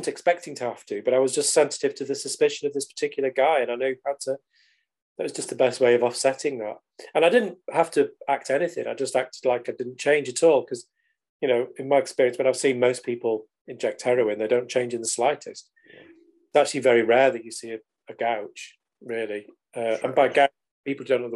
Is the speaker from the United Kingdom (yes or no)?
yes; United Kingdom